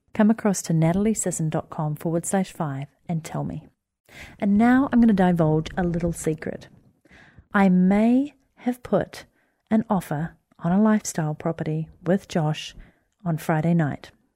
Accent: Wellington, New Zealand; moved away as an adult; my hometown of Wellington where I grew up

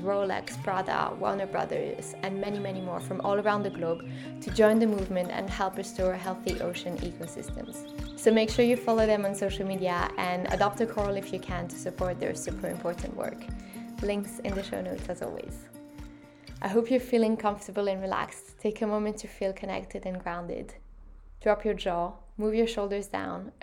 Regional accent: French part of Switzerland, Romandy, Switzerland; now in London, United Kingdom; I grew up in the French part of Switzerland, and I now live in London

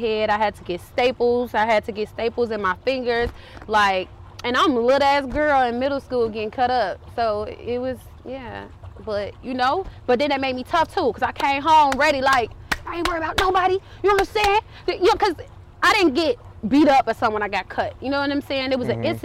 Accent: Chicago, Illinois, United States; I'm from Cabrini. Been through a lot of shit.

